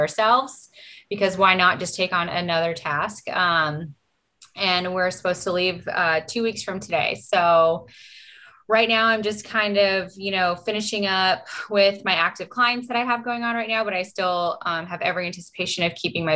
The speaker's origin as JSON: {"language": "English", "town": "Los Angeles", "region": "California", "country": "United States", "moved": "as an adult", "lives_now": "Savannah, United States", "said": "I'm originally from Los Angeles, California"}